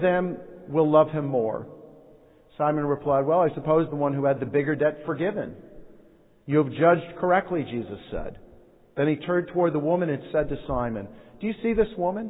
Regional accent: United States; as Americans

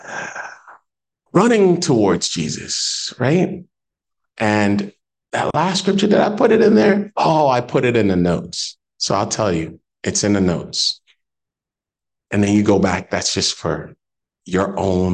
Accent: Jamaica; I'm Jamaican

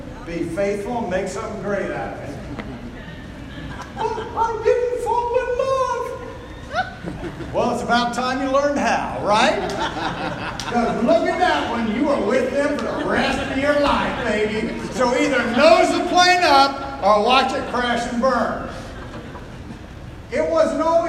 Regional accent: United States

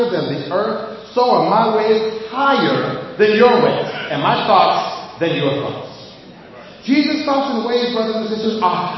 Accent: Boston, Massachusetts, United States; moved away as an adult; Now, I'm from Boston. I haven't lived there in 20 something years. I haven't lived there

